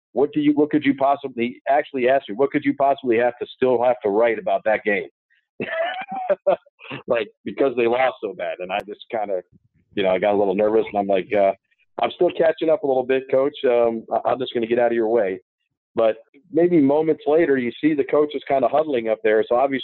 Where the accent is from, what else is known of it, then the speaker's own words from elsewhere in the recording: Connecticut, United States; I grew up in Connecticut, about an hour away from New Haven.